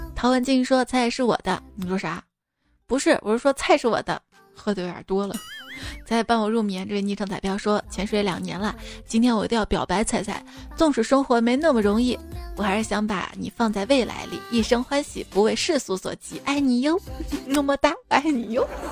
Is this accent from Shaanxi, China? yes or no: yes; Xi'an, Shaanxi, China; 我们长乐坡，因为我小时候在这边待过一段时间嘛